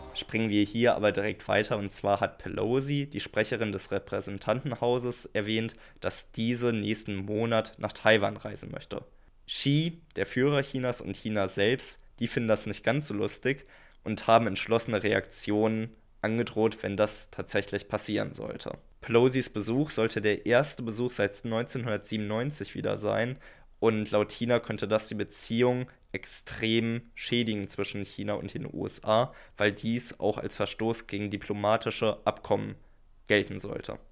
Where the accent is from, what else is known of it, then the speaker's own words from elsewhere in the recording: Germany; Für uns als Deutsche